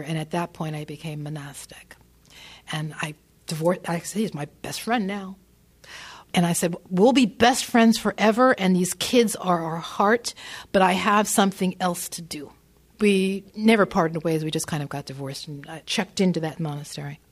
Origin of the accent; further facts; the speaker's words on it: northern New Jersey, United States; I grew up in northern New Jersey.